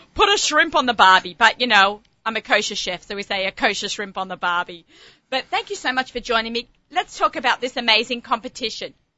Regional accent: Australia; moved away; my love of being an Australian

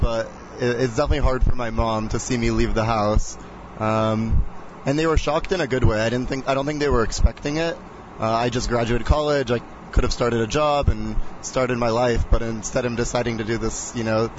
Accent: Los Angeles, California, United States; born or raised there; also born or lived in Israel

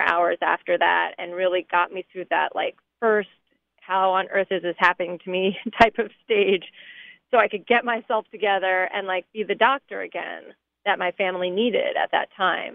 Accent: Allentown, Pennsylvania, United States; growing up in Allentown

